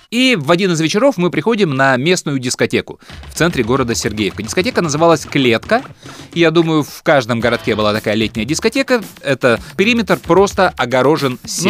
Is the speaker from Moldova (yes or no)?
yes; Chișinău, Moldova; Мы приезжали из Кишинева в Одессу